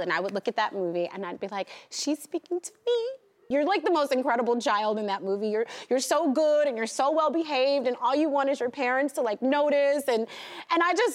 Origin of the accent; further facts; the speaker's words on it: New York City, New York, United States; I grew up backstage on Broadway.